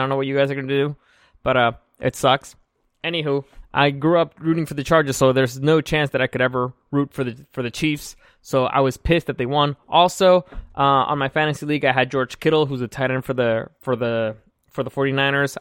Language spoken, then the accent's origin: English; Mexico; now in San Diego, United States; I grew up in Mexico.